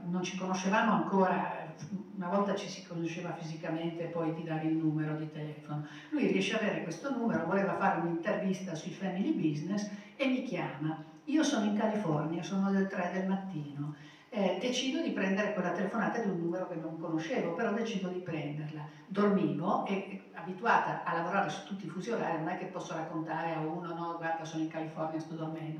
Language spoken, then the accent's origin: Italian; Turin, Piedmont, Italy; io sono nata a Torino